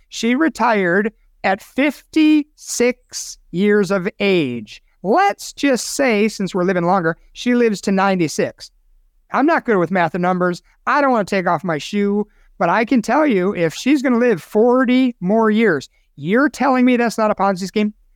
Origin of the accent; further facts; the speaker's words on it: Chicago, Illinois, United States; my hometown, Chicago, Illinois